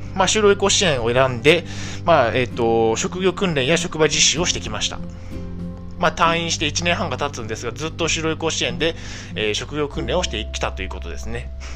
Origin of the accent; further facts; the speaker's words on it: Niigata, Japan; 新潟県出身です。